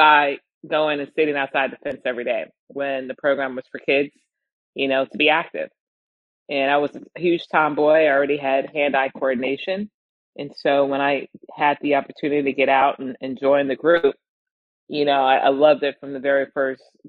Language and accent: English; Chicago, Illinois, United States; I'm from Chicago